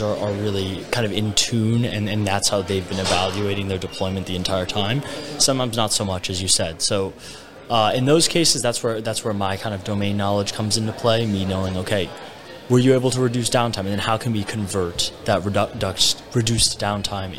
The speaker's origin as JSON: {"language": "English", "region": "New Jersey", "country": "United States", "also_born_or_lived": "Montreal, Canada", "moved": "as an adult", "lives_now": "Miami, United States", "said": "I'm originally from New Jersey. Then spent a few years in Montreal."}